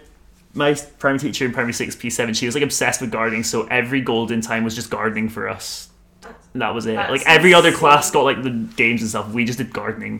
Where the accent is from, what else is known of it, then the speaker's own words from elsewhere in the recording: Forres, Scotland, United Kingdom; I'm from a town called Forres, which is in the Highlands near Inverness.